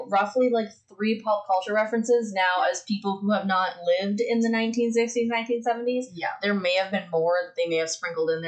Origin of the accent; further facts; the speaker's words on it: Canada; We are the little children of Canada.